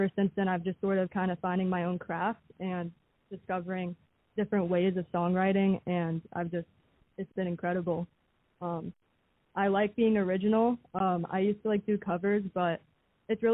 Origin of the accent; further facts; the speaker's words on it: Atlanta, Georgia, United States; I'm from Atlanta, Georgia